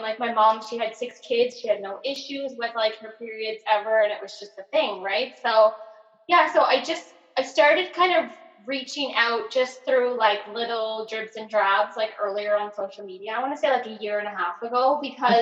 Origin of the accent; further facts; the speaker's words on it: rural Nova Scotia, Canada; accent: very Nova Scotian; I grew up in like small rural Nova Scotia